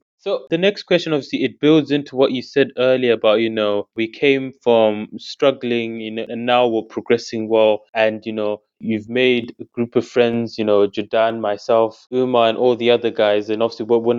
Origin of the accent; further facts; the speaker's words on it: Zimbabwe; now in United Kingdom; growing up in Zimbabwe and Jamaica